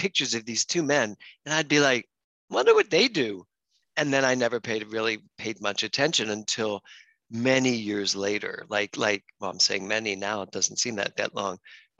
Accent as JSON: {"language": "English", "town": "Philadelphia", "region": "Pennsylvania", "country": "United States", "tie": "born or raised there", "also_born_or_lived": "New York", "moved": "as an adult", "lives_now": "Los Angeles, United States", "said": "I grew up in Philadelphia and but so close. Philadelphia is so close to New York, but I never really went there."}